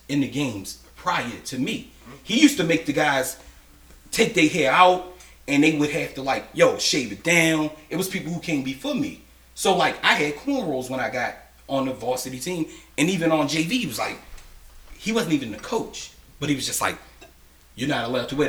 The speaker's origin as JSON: {"language": "English", "town": "Annapolis", "region": "Maryland", "country": "United States", "said": "I'm from Robinwood"}